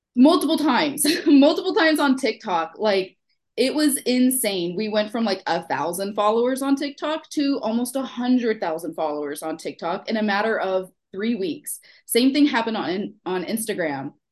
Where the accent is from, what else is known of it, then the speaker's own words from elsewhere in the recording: Houston, Texas, United States; accent: Houston; now in Pennsylvania, United States; I'm from Texas. Um, so if you hear any of my like weird Houston accent come out